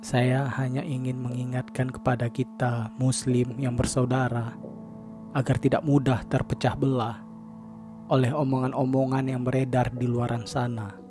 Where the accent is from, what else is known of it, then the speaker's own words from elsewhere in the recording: Jambi, Indonesia; first language Jambi Malay; Kalau bahasa Jambinya, bahasa daerah saya, agak-agak dikit muncung tuh bos.